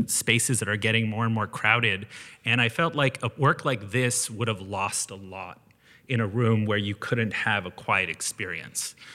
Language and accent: English; Canada; being Canadian